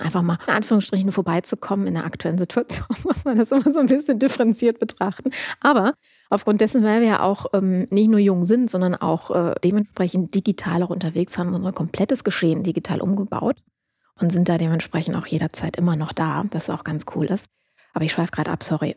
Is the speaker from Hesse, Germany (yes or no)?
no; Düsseldorf, North Rhine-Westphalia, Germany; also born or lived in Duisburg; bin ursprünglich Düsseldorferin